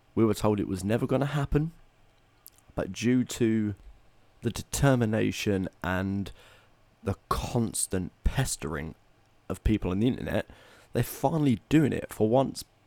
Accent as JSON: {"language": "English", "town": "Tilbury", "region": "East of England", "country": "United Kingdom", "tie": "born or raised there", "moved": "yes", "said": "Batman's been filmed in my hometown"}